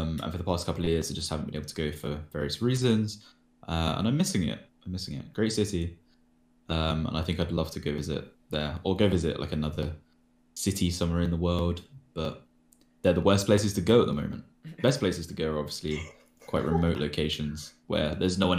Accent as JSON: {"language": "English", "region": "London", "country": "United Kingdom", "tie": "born or raised there", "said": "I grew up in London"}